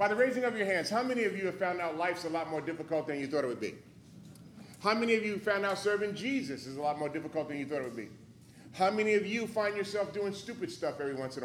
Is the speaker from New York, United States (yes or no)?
yes; New York City, New York, United States; born and raised in New York City, grew up in a very dysfunctional family.